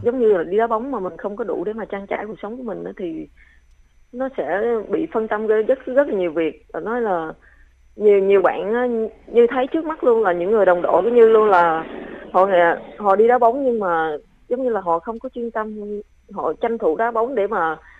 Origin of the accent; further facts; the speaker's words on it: Trà Vinh, Vietnam; moved away; đặc sản của quê hương mình